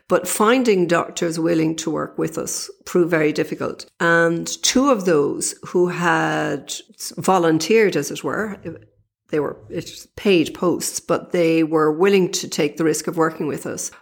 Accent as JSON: {"language": "English", "town": "Dublin", "region": "Leinster", "country": "Ireland", "said": "I'm from Dublin"}